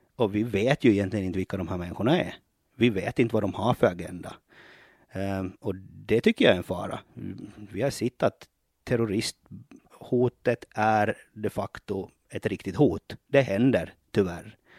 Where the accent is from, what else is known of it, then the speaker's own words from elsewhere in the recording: Ostrobothnia, Finland; now in Åland, Finland; jag är ju uppväxt i Finland, eh, uppväxt i Österbotten